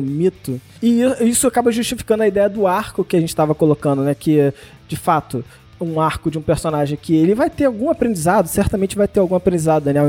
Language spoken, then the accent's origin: Portuguese; Brazil